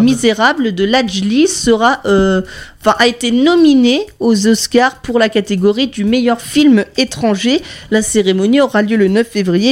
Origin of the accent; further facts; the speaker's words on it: Lannion, Brittany, France; chez nous à Lannion